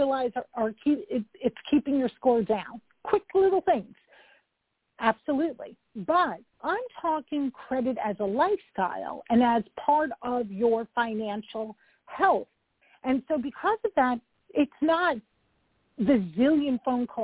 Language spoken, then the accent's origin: English; New York, United States; I'm a New Yorker